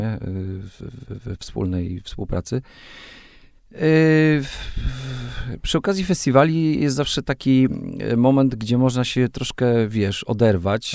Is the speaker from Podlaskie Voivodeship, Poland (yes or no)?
yes; Raczki, Podlaskie Voivodeship, Poland; first language Polish; moved away as an adult; also born or lived in Suwałki / Katowice; Ja, ja urodziłem się w Suwałkach, mieszkałem przez, y, przez połowę, połowę swojego życia w, no nie, już teraz y, dłużej. O. o. właśnie sobie policzyłem, ile mam lat. No dobrze, przez y, y, 19 lat mieszkałem w Raczkach